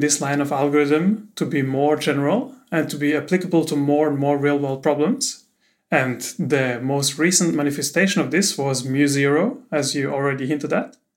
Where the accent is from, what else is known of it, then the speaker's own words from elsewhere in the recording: Austria; moved away; I'm from Austria, from Austria, so you can tell it's German.